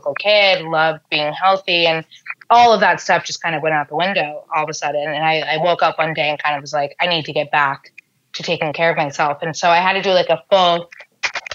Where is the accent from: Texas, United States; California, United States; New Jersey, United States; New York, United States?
New York, United States; I'm born and raised in New York